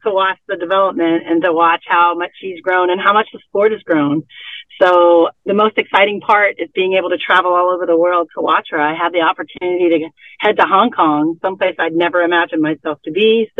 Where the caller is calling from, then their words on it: Chula Vista, California, United States; This car is parked in the backfield of the Chula Vista Elite Athlete Training Center in California.